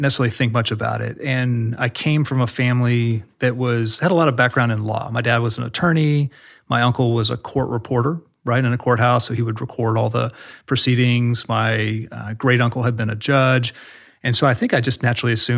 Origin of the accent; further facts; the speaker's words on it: Dallas, Texas, United States; I grew up in Dallas-Fort Worth area in North Texas